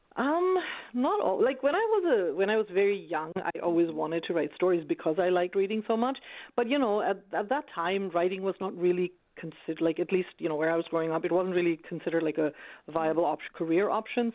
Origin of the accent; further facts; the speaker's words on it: Bangladesh; also born or lived in United States; now in Canada; I'm from Bangladesh.